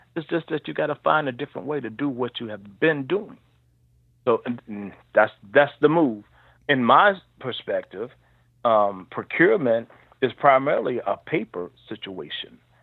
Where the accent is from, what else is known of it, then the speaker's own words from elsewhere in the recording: Cincinnati, Ohio, United States; also born or lived in Marion, Alabama / Atlanta / Lexington; I um, grew up in Cincinnati, Ohio. I moved here um, fairly early in my life before I was one year old